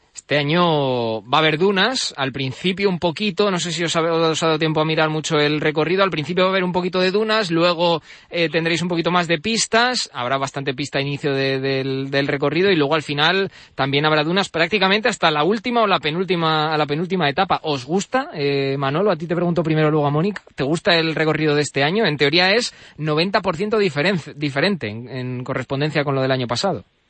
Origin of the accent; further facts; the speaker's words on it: Alcázar de San Juan, Castilla-La Mancha, Spain; Yo es que soy de allí, de Ciudad Real, de, Alcázar de San Juan